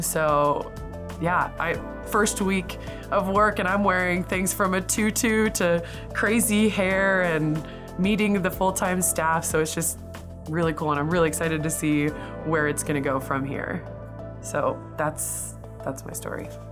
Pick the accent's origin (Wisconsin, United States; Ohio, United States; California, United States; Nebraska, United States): Nebraska, United States; Hastings; I grew up in Hastings, Nebraska